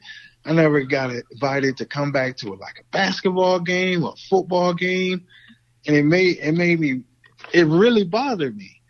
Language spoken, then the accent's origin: English; Florida, United States; I'm from Florida